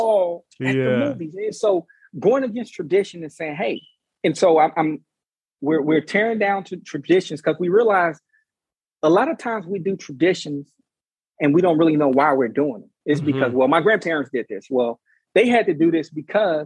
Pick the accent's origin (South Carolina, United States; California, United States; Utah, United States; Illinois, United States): Illinois, United States; Chicago; now in Richmond, United States; I grew up in Chicago.